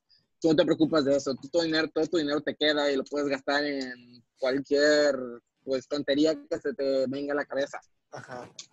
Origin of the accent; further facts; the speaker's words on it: Mexico; como mexicano